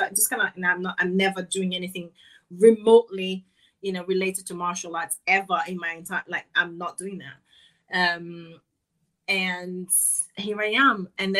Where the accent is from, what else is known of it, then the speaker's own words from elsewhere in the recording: Rio de Janeiro, Brazil; moved away; I grew up in Rio, and in the very kind of rough area in Rio